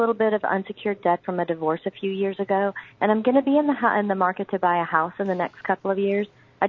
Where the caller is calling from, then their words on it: Austell, Georgia, United States; I'm calling from Austell.